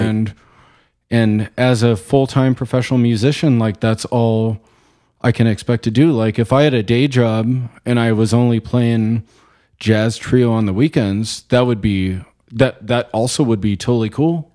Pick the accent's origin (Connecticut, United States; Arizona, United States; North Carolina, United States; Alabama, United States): Arizona, United States; Chino Valley; also born or lived in Glendale, Arizona; I grew up in Chino Valley, small town